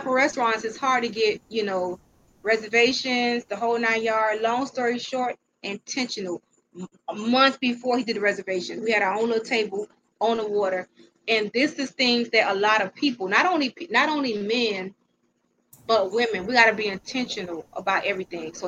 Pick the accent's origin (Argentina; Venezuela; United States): United States; I'm American